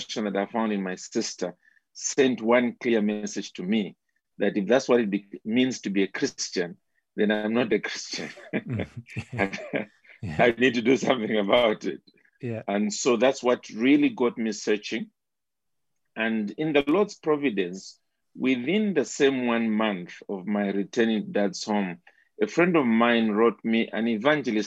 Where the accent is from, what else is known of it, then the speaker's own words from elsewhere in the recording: Zambia; I basically grew up within the country of Zambia.